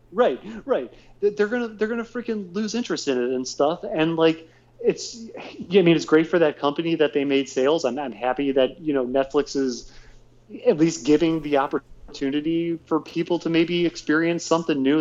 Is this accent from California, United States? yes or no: no; Northfield / Sagamore Hills, Ohio, United States; growing up on Route 82, but going in from Northfield into Sagamore